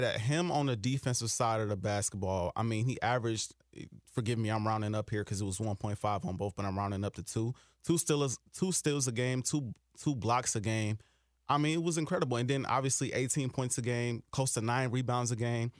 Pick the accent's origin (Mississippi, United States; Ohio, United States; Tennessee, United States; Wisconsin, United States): Wisconsin, United States; Milwaukee; moved away as an adult; now in Minnesota, United States; I grew up in Milwaukee, Wisconsin